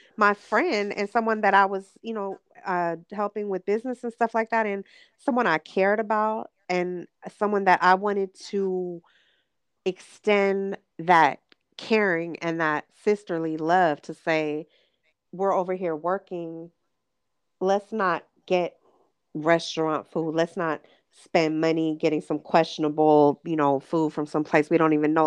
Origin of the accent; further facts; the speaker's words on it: Los Angeles, California, United States; born and raised in Los Angeles.